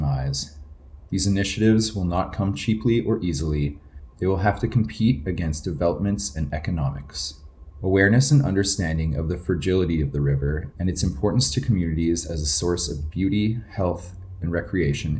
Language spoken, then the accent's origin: English; St. Albert, Alberta, Canada; When I grew up in St. Albert